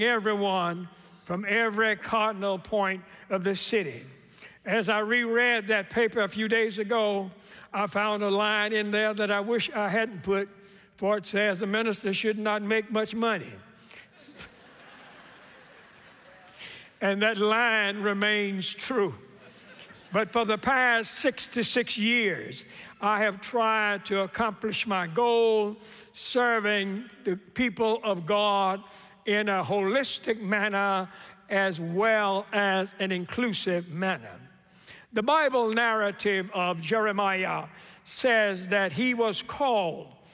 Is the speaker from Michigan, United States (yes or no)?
no; Memphis, Tennessee, United States; Growing up in Memphis, I am what you would call a very proud Memphian